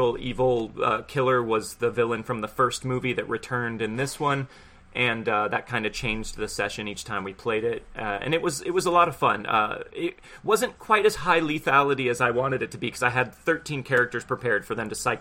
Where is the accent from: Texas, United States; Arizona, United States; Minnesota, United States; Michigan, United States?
Texas, United States; Houston; I'm from Houston